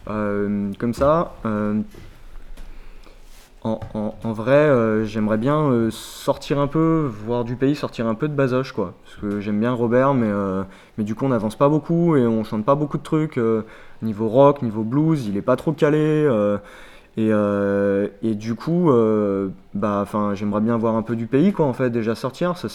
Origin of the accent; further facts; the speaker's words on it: Bazoches-les-Gallerandes, Centre-Val de Loire, France; Moi, je viens de Bazoches. Bazoches, les Galerandes.